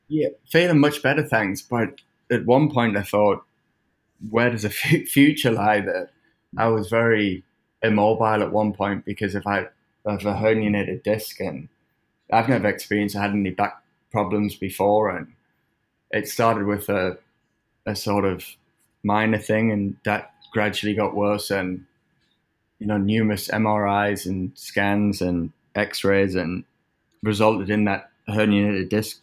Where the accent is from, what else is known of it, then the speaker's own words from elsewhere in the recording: England, United Kingdom; now in United States; growing up in England